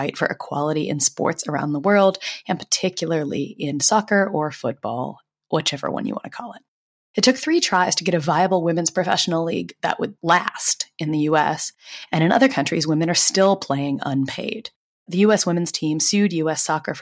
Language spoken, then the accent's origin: English; Boston, Massachusetts, United States; I'm from Boston